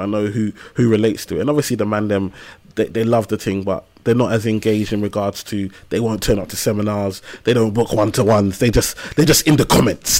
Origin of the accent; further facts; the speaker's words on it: London, United Kingdom; I grew up in Tower Hamlets, East London, and, um, on a council estate in a place called Lime House